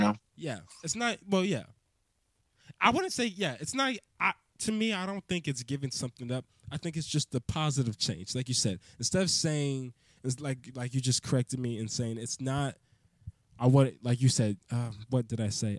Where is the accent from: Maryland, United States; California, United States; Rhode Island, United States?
Maryland, United States; I'm from I'm from Maryland